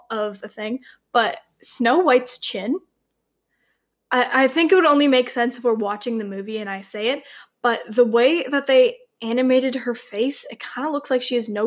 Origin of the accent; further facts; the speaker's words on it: Ontario, Canada; we're sisters from Ontario